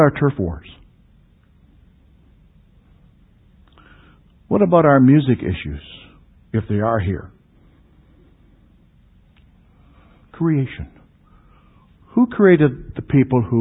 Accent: Canada; the areas that I grew up in Canada

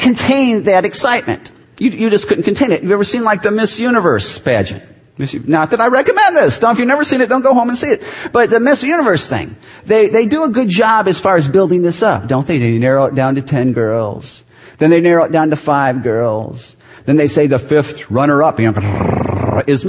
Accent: Chicago, Illinois, United States; moved away as an adult; now in Green Bay, United States; I was from Chicago

